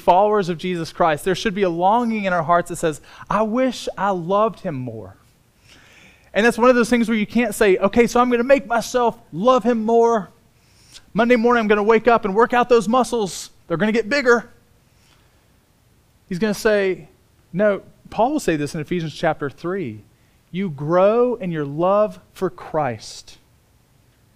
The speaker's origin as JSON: {"language": "English", "town": "Bloomington", "region": "Indiana", "country": "United States", "tie": "born or raised there", "said": "I was born in Bloomington, Indiana. I grew up on a farm"}